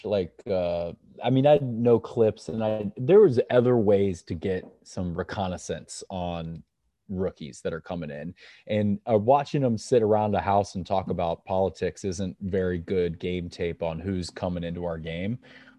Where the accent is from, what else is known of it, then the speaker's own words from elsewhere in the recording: Kansas City, United States; Growing up in Kansas City